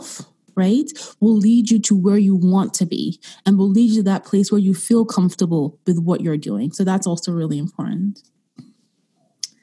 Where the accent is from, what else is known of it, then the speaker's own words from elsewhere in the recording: Austria; moved away; I grew up in Europe, in Austria, and growing up as a young child, racism was something that we faced every day